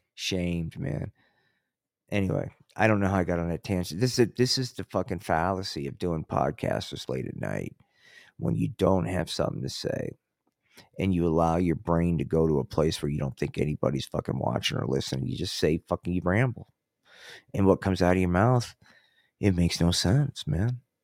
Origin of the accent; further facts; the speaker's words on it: Atlantic City, New Jersey, United States; now in Colorado, United States; I grew up in Atlantic City